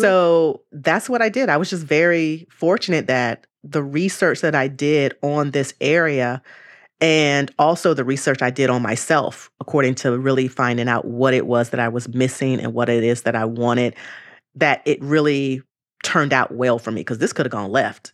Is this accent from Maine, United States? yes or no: no; Charlotte, North Carolina, United States; moved away as an adult; also born or lived in Greensboro, North Carolina; now in Bay Area, United States; I'm originally born in Greensboro, North Carolina, and I was raised in Charlotte, North Carolina.